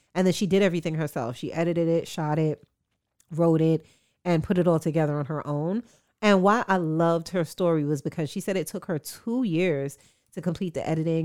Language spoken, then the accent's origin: English; New York, United States; as a New Yorker